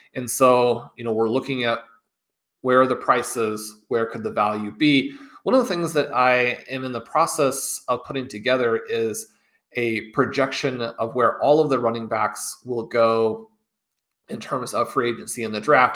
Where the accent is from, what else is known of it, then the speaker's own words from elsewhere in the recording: Kansas City, Kansas, United States; I got my Kansas Jayhawks here growing up in Kansas City, just – you know 45 minutes down the road from Lawrence